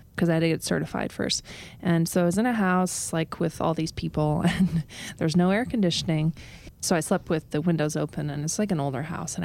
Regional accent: United States; I am American. Yeah, exactly. Sound like I'm from the Midwest, you know, but it was just a really strange thing.

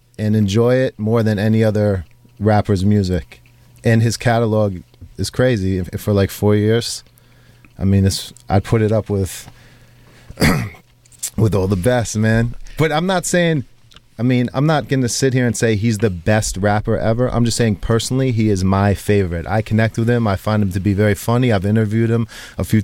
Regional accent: New York, United States; I'm from New York

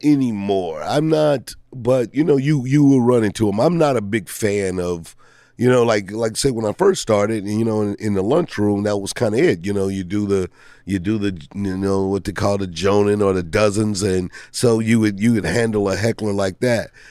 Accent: St. Louis, Missouri, United States; moved away; I grew up in Saint Louis

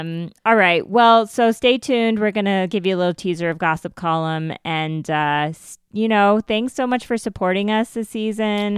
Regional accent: United States; I'm Indian and, uh, I'm Indian American

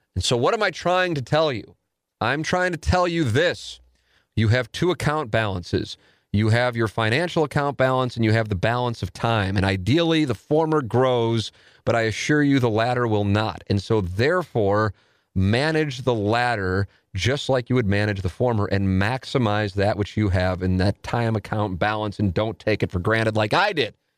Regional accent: St. Louis, Missouri, United States; growing up in South City

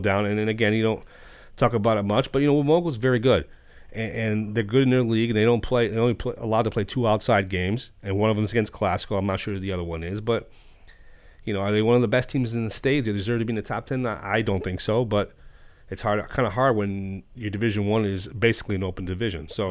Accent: Stratford, Connecticut, United States; growing up in Stratford

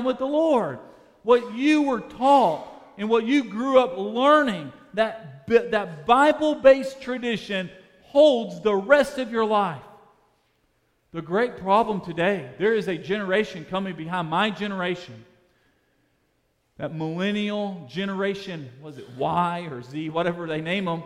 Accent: Birmingham, Alabama, United States; I grew up in Birmingham, Alabama

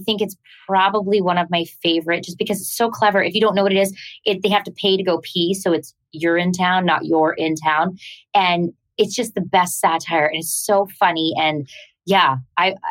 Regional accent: Canada; I'm Canadian.

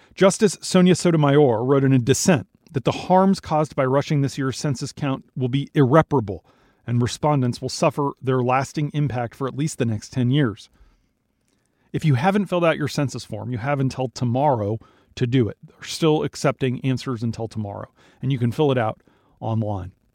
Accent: Minnesota, United States; moved away; my home state of Minnesota

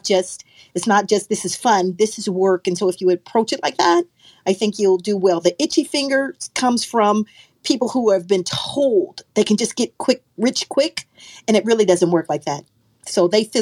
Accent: Kansas City, Missouri, United States; I grew up in Kansas City, Missouri, home of the Negro baseball team

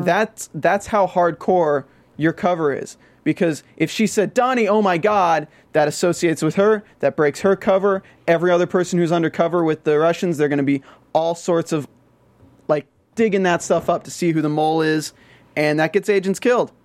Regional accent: the South, United States; accent: Southern; I'm from the South

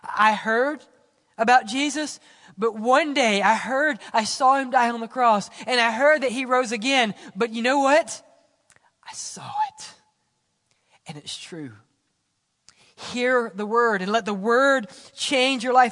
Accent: Mississippi, United States; I'm from Mississippi.

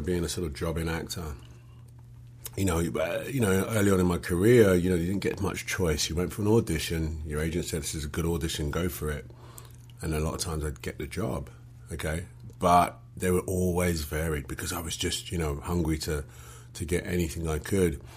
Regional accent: London, United Kingdom; accent: English; Born and raised in London

